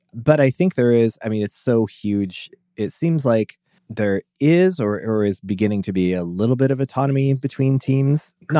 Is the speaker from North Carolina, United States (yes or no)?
no; Omaha, Nebraska, United States; I am a developer from Omaha, Nebraska.